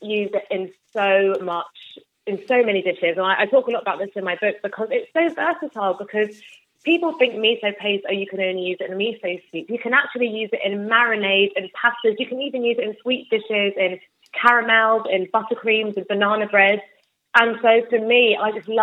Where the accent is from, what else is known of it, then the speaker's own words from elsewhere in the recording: London, United Kingdom; I'm from London